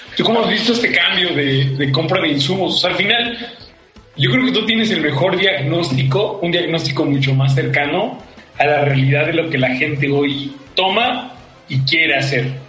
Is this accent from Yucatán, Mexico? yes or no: no; Mexico City, Mexico; Soy chilango, soy de Iztapalapa y me siento muy orgulloso